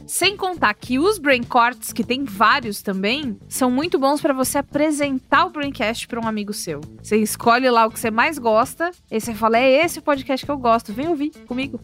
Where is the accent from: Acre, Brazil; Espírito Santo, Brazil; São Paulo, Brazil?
São Paulo, Brazil; Eu cresci em São Paulo